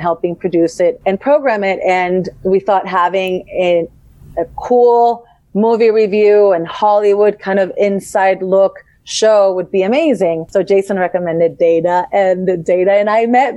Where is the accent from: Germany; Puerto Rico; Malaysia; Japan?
Puerto Rico; also born or lived in Boston; I was born and raised in Puerto Rico, which is in the Caribbean.